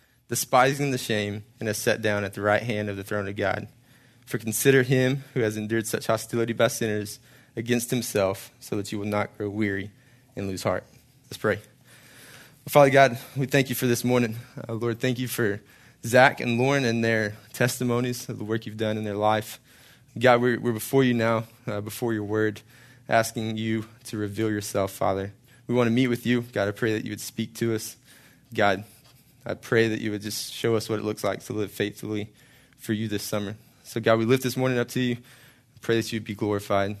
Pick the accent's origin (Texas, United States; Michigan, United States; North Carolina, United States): Texas, United States; Hallsville; moved away as an adult; also born or lived in Marshall, Texas / College Station, Texas; I grew up in Hallsville, Texas, a little northeast from here a little bit, east of Longview, east of Tyler, east of Dallas